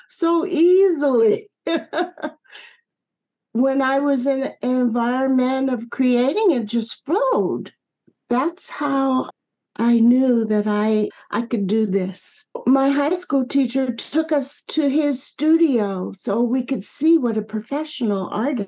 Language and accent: English; Michigan, United States; growing up in Michigan